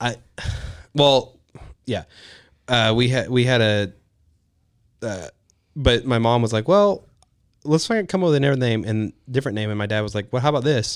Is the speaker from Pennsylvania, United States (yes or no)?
no; League City, Texas, United States; also born or lived in Pasadena, Texas / East Bernard, Texas; born and raised in Texas.